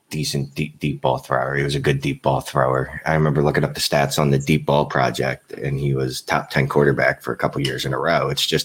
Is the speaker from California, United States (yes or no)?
no; Philadelphia, Pennsylvania, United States; I'm from Philly.